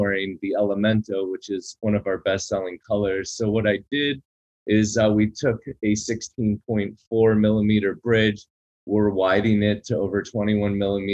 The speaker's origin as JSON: {"language": "English", "town": "Boca Raton", "region": "Florida", "country": "United States", "tie": "born or raised there", "said": "my hometown of Boca Raton"}